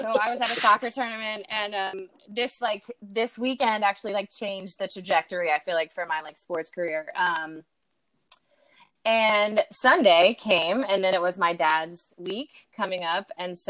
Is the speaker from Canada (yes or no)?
no; Clemmons, North Carolina, United States; accent: Southern twang; also born or lived in Florida; I was actually born in Florida, but I don't claim Florida. No offense to Florida. Yeah, I'm from Clemens, Carolina. And I went to, I guess, yeah, I grew up there, super Southern. I had such a bad twang back then